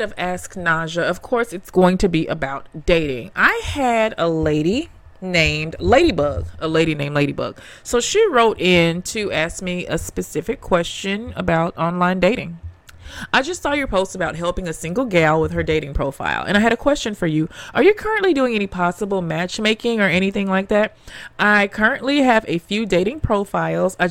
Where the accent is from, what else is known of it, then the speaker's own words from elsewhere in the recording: Memphis, Tennessee, United States; now in New York, United States; I grew up in Memphis, Tennessee.